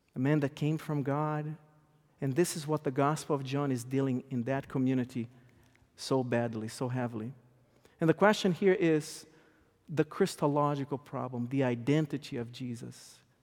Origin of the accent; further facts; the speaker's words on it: Brazil; English is a second language; moved away as an adult; now in United States; I was born and raised in South America, Brazil. I came to this country about fifteen, sixteen years ago with my wife that is also Brazilian. At home, we speak Eng, we speak Portuguese to our, to our kids.